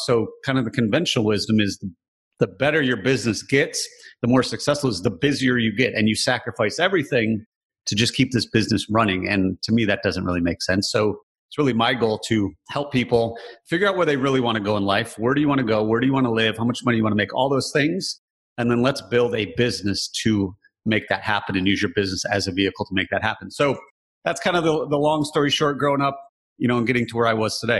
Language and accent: English; Michigan, United States; Growing up in Michigan, very blue collar